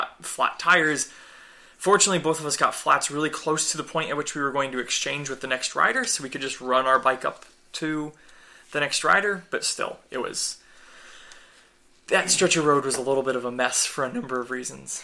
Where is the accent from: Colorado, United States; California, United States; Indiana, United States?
Indiana, United States; Kokomo; also born or lived in Bloomington, Indiana; I'm from Kokomo, but I went to school at Indiana University, which is in Bloomington